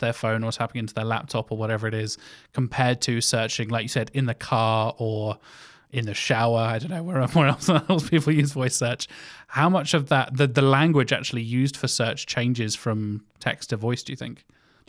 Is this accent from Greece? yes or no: no; United Kingdom; As a Brit